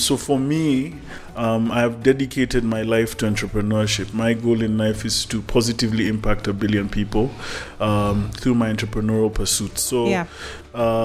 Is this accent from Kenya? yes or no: yes; Kenya; Kenyans are lucky because we sit in a country that has, you know, a great constitution